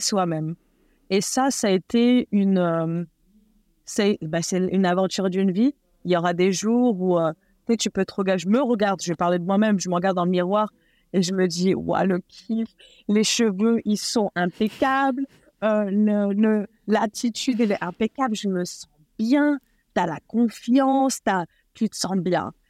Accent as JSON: {"language": "French", "region": "eastern France", "country": "France", "tie": "born or raised there", "also_born_or_lived": "Nord, Hauts-de-France", "moved": "yes", "lives_now": "Los Angeles, United States", "said": "je suis née et élevée en France. Je suis de, de donc euh, donc ch'ti à la base, mais déménagé euh, dans l'Est la plupart de ma vie"}